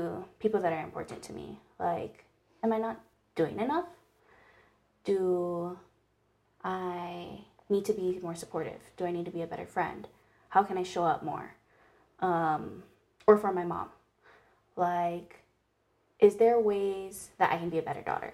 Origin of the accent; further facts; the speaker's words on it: Hilo, Hawaii, United States; Born and raised in Hawaii on the Big Island. Grew up in a small town called Hilo